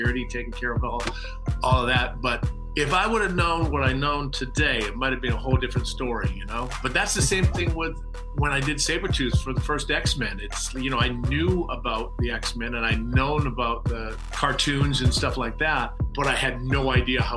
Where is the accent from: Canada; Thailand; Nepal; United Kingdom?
Canada; Saskatoon, Saskatchewan; I grew up in Saskatoon, Saskatchewan